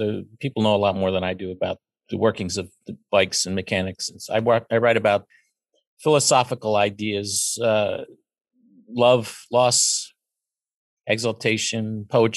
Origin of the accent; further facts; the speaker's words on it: Pennsylvania, United States; I was raised in Pennsylvania and went to university in Pennsylvania and raised a child here. I've always lived here.